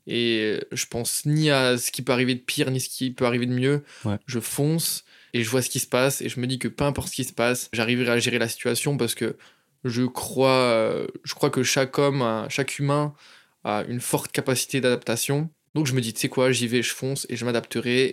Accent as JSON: {"language": "French", "town": "Chantilly", "region": "Hauts-de-France", "country": "France", "tie": "born or raised there", "moved": "as an adult", "lives_now": "Barcelona, Spain", "said": "Je suis d'originaire de France de base, à côté de Paris, dans une ville qui s'appelle Chantilly, donc à 45 minutes de Paris."}